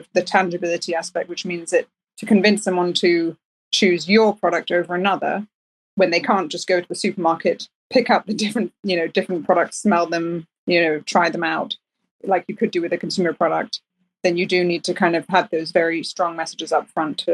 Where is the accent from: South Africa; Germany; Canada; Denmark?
Denmark; now in United Kingdom; I'm from Denmark